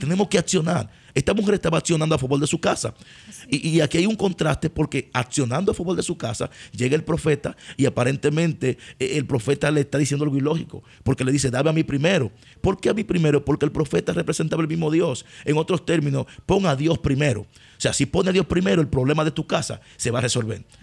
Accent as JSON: {"language": "Spanish", "country": "Dominican Republic", "said": "tú regresas a Dominicana, pero tú regresas a tu casa"}